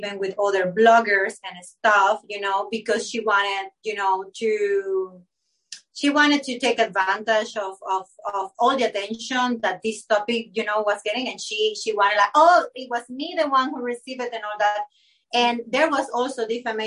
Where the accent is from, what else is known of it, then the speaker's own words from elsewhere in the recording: Panama; English is a second language; I was Panamanian, my English is not my native language